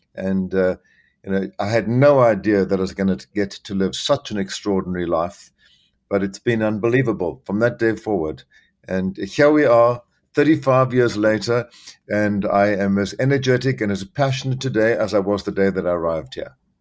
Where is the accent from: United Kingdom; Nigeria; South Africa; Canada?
South Africa; moved away as an adult; also born or lived in Zambia / Los Angeles, United States / Miami, United States; now in New York, United States; I was born in Central Africa, Zambia, uh, where I spent my early childhood, and then lived in South Africa